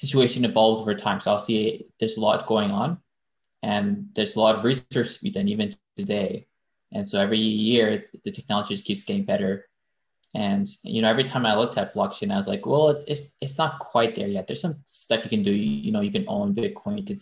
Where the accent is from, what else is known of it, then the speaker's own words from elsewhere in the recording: Victoria, British Columbia, Canada; first language French; English is a second language; moved away as an adult; also born or lived in Manitoba / United States; I was born in Manitoba and then grew up in West Coast in Victoria, just near Vancouver.